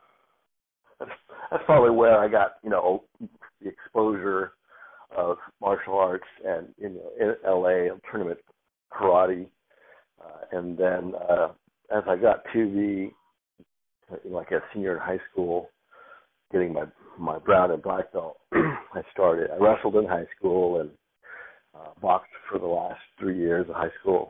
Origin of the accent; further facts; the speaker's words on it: San Diego, California, United States; also born or lived in Chino, California; I have two older brothers and growing up in San Diego